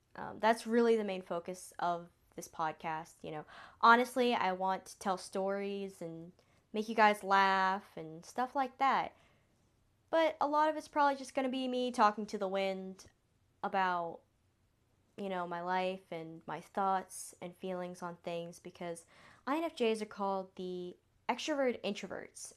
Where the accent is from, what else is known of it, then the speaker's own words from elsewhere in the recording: the South, United States; accent: Southern drawl; I was born and raised in the South, so I was raised saying sweetheart and y'all. So if I have a little bit of a draw